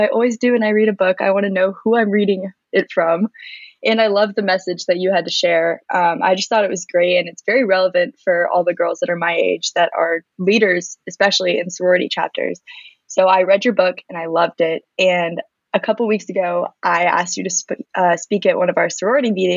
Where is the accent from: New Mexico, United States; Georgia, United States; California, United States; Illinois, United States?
Georgia, United States; Alpharetta; I was born and raised in Alpharetta, Georgia.